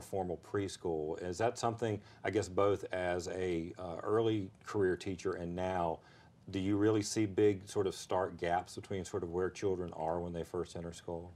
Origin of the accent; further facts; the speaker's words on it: Fayetteville, North Carolina, United States; I grew up in Fayetteville